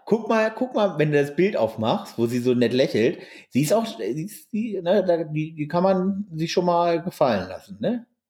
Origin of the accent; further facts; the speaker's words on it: Hameln-Pyrmont district, Lower Saxony, Germany; moved away; das ist ja meine alte Heimat